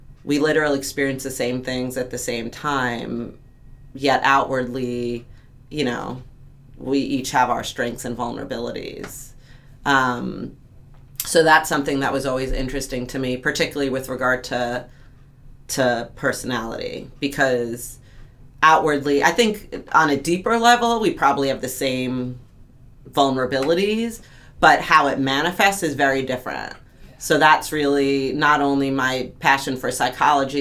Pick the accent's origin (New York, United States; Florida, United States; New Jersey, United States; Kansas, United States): New York, United States; Long Island; I grew up in New York, Long Island